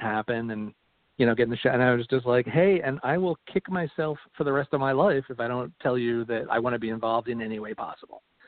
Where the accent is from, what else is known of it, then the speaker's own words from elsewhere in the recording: Philadelphia, Pennsylvania, United States; now in Atlanta, United States; I was born and raised in uh, Philadelphia